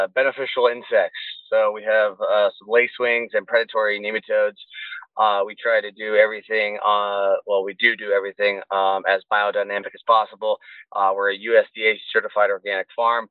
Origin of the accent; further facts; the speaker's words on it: Southern Oregon, United States; moved away as an adult; also born or lived in San Diego, California; I'm originally from Southern Oregon. I relocated down to San Diego for about, those 8 years, 7 years